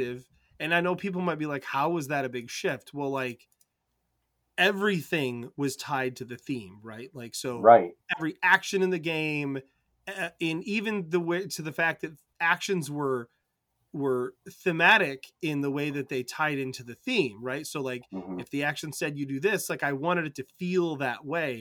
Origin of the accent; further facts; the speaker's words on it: Michigan, United States; I'm from Michigan